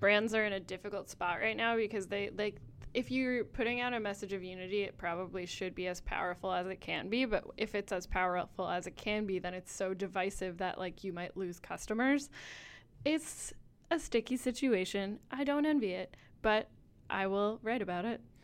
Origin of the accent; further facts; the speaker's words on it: Rhode Island, United States; I'm from Rhode Island